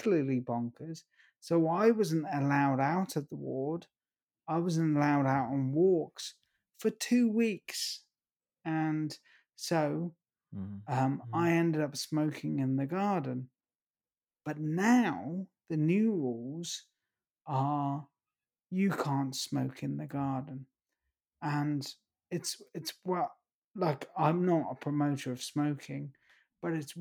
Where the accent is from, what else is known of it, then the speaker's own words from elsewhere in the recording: East Grinstead, South East England, United Kingdom; my hometown, East Grinstead